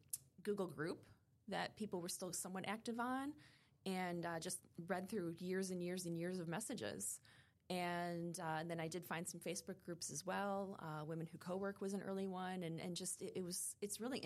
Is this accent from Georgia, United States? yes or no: no; Chicago, Illinois, United States; also born or lived in Schaumburg / Hoffman Estates; now in Highland Park, United States; I grew up in the Chicago area